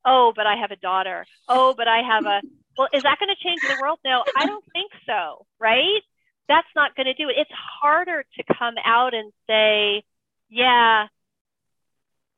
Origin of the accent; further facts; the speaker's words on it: New York City, New York, United States; now in Marin County, United States; I'm originally from New York. I'm from Flushing.